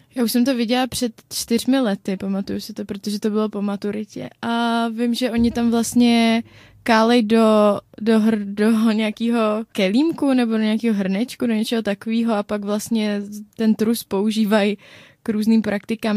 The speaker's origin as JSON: {"language": "Czech", "country": "Czechia", "said": "my Češi"}